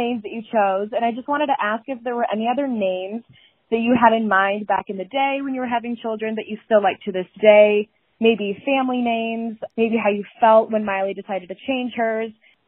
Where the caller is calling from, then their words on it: Michigan, United States; I'm calling from Michigan.